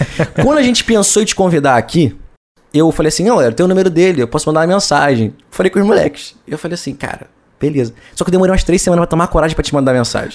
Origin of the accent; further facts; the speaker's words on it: Brazil; como brasileiro